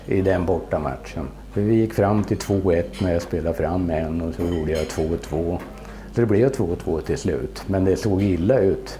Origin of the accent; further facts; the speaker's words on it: Sweden; also born or lived in Netherlands; jag är svensk